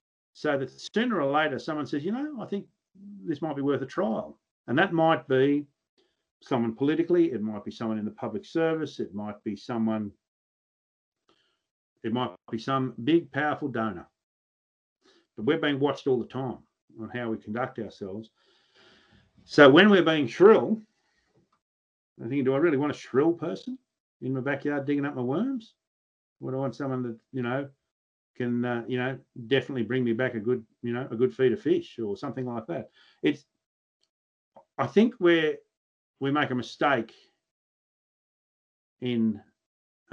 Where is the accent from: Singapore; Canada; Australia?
Australia; New South Wales; I'm a New South Welshman